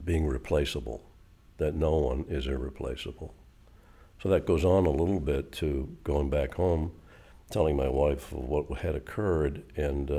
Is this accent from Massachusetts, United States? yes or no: yes; Boston, Massachusetts, United States; moved away as an adult; now in York, United States; I never thought I'd be outside of Greater Boston